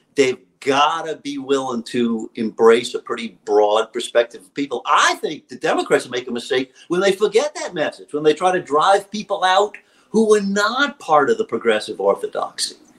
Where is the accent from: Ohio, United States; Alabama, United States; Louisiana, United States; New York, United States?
Louisiana, United States; my home state of Louisiana